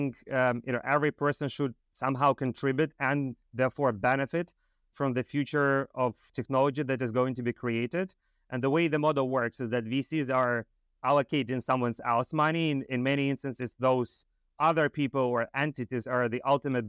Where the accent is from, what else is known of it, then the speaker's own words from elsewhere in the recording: Moldova; moved away; I grew up in Moldova